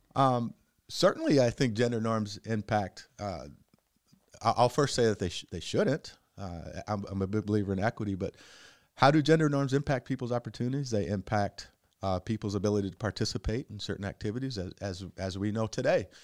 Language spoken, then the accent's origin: English; Cedar Rapids, Iowa, United States; we're from Cedar Rapids